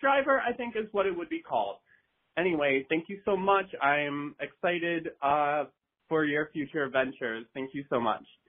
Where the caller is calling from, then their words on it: Madison, Wisconsin, United States; I'm calling from beautiful downtown tropical, sunny Madison, Wisconsin